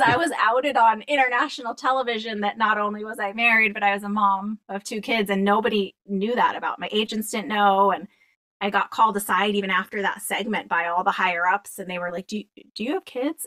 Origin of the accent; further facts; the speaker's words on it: Boston, Massachusetts, United States; I grew up in Boston